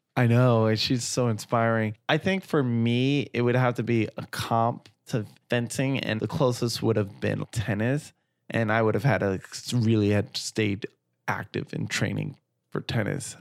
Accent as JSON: {"language": "English", "town": "New York City", "region": "New York", "country": "United States", "tie": "born or raised there", "said": "growing up in Flatbush, Brooklyn"}